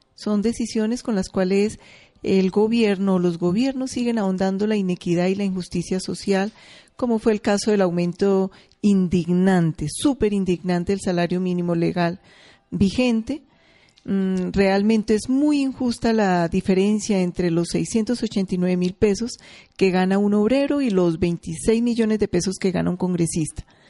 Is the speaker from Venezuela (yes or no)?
no; Colombia; a muchos colombianos y colombianas nos remueve por allá nuestro sentir